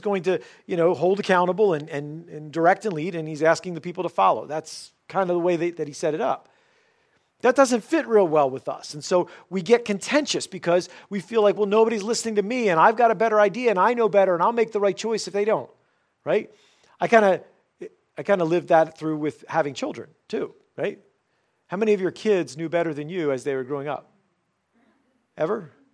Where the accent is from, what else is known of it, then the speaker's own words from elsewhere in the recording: United States; for us as the American church